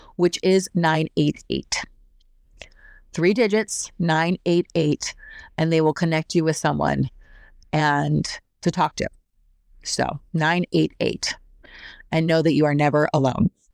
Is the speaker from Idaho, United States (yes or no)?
yes; Idaho, United States; I grew up in Idaho, so we had eight month long winters